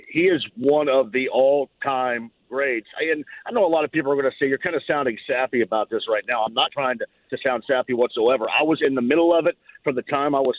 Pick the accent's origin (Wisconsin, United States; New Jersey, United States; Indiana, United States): Indiana, United States; Bloomington; I grew up in and around Bloomington